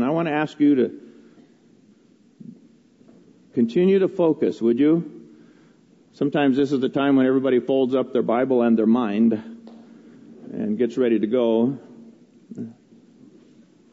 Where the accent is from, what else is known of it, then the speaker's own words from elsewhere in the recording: United States; I was raised in America